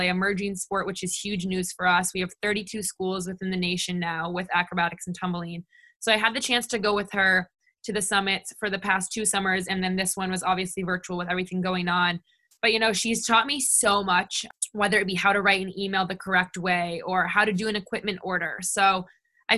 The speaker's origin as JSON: {"language": "English", "region": "New Hampshire", "country": "United States", "tie": "born or raised there", "also_born_or_lived": "Connecticut", "said": "I grew up in Connecticut, actually, and then moved to New Hampshire when I was six"}